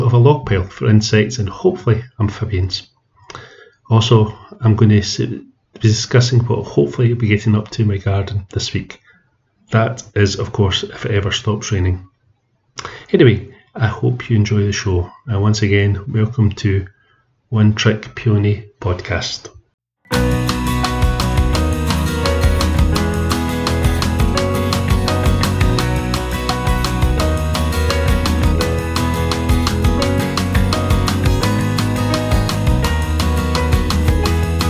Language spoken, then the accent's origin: English; Scotland, United Kingdom; accent: Scottish; as you can tell from my accent, I garden in Scotland